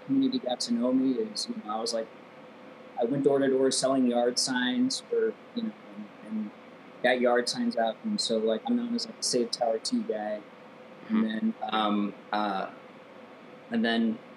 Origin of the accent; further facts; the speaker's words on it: Affton, Missouri, United States; moved away as an adult; also born or lived in California; I grew up in Afton